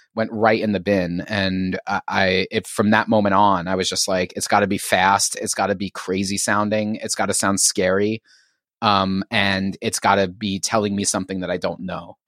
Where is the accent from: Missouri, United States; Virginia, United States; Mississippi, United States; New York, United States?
New York, United States; New York City; moved away as an adult; also born or lived in Philadelphia; now in Philadelphia area, United States; I was a native New Yorker, um, born and raised in Queens in the sort of Flushing, Bayside, Whitestone sort of triangle